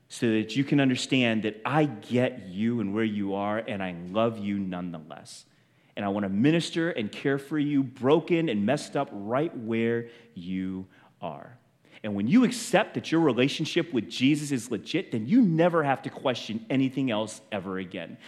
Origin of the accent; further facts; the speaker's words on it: United States; to be Chinese and feel like uh, born in this country and to feel like I don't belong anywhere. I'm not American, I'm not Chinese